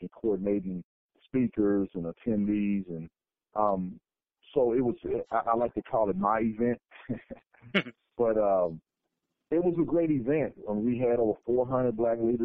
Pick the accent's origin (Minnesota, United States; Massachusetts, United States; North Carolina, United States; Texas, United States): Texas, United States; Fort Worth; moved away as an adult; also born or lived in Arizona; I was born and raised in Fort Worth, Texas